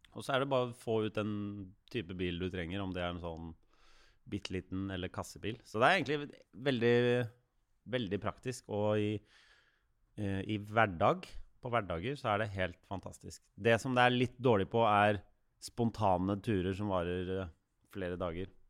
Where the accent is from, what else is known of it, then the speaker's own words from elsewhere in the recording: Oslo, Norway; opp på Bekkelaget her oppe på Ekeberg.